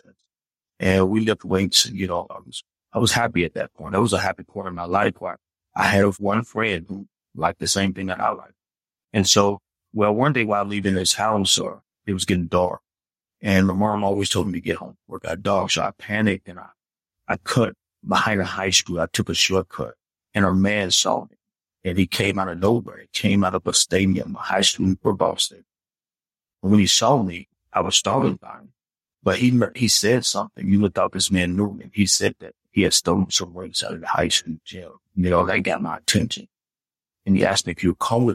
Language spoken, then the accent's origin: English; Memphis, Tennessee, United States; now in Atlanta, United States; I'm a Southern boy. I grew up in Memphis, Tennessee.